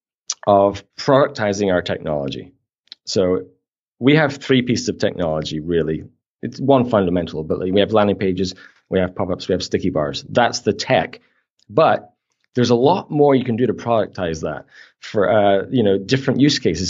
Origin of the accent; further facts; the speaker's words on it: Canada; we're Canadian